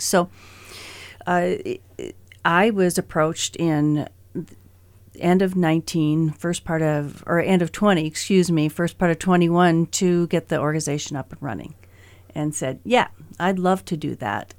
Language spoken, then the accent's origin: English; Great Falls, Montana, United States; I was raised here in Great Falls.